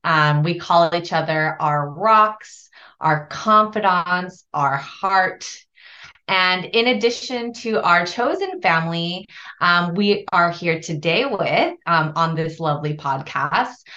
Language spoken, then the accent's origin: English; Los Angeles, California, United States; I originally hail from the city of angels, which is Los Angeles. I grew up the eldest child of Korean immigrants.